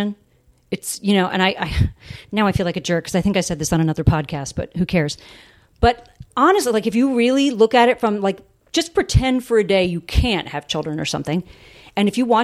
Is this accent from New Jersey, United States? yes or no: yes; Jersey Shore, New Jersey, United States; moved away; I grew up in South Jersey. Mm-hmm. On the Jersey Shore